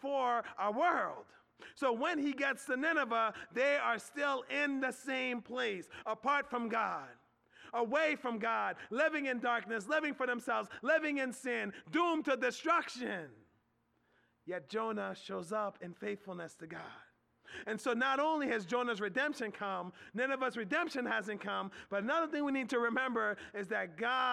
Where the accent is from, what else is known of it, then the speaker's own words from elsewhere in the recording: Philadelphia, Pennsylvania, United States; now in Harrisburg, United States; I grew up in Philadelphia